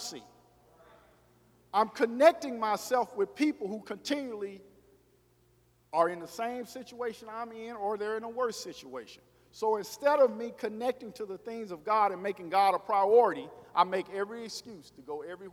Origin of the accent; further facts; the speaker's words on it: Arkansas, United States; moved away; I told y'all I was from Arkansas